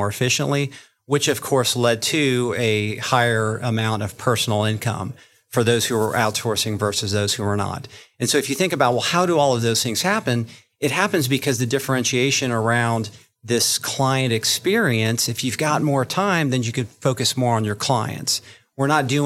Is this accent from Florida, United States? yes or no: yes; Florida, United States; I am from Florida